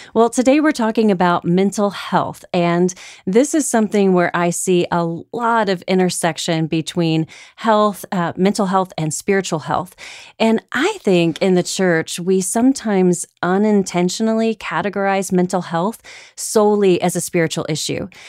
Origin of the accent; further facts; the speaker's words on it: Houston, Texas, United States; Growing up in Houston, I went to school with some of those astronaut children.